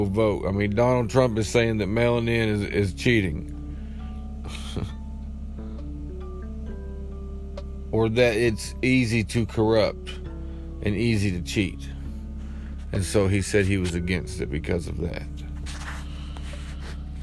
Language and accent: English; United States; I am American